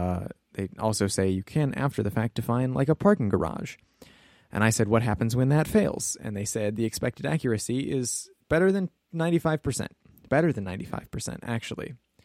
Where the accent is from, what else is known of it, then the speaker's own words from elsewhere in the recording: Rosendale, Wisconsin, United States; And we grew up in Rosendale, Wisconsin.